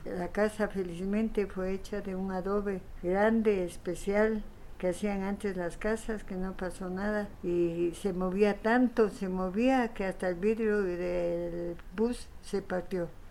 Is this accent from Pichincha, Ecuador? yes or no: yes; Quito, Pichincha, Ecuador; yo nací en Quito